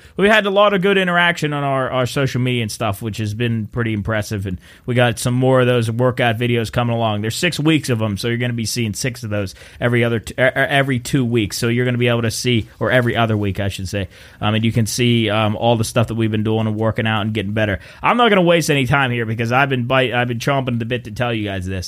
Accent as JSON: {"language": "English", "town": "Wheeling", "region": "West Virginia", "country": "United States", "said": "we're from Wheeling, West Virginia"}